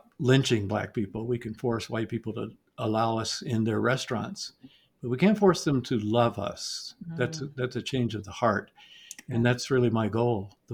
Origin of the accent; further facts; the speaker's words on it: Atlanta, Georgia, United States; So I grew up in Atlanta in the 1960s.